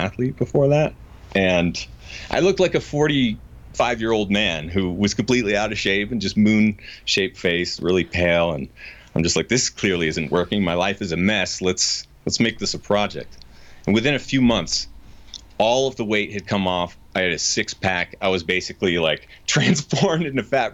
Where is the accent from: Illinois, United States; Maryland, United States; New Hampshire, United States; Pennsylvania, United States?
New Hampshire, United States; moved away as an adult; now in Colorado, United States; I grew up in New Hampshire.